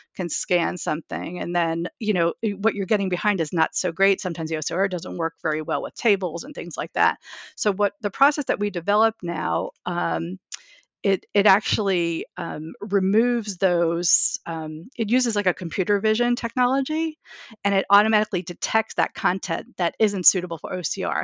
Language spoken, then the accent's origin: English; New York, United States; I'm a New Yorker